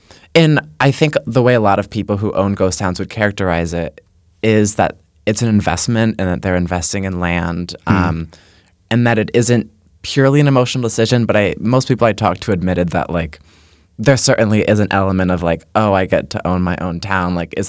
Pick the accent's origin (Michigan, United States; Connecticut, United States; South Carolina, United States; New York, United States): Connecticut, United States; I'm from Connecticut